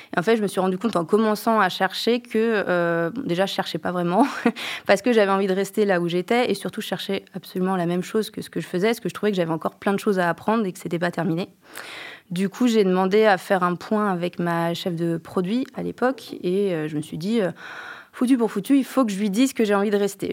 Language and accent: French; Angers, Pays de la Loire, France; moved away; also born or lived in Japan; je viens d'Angers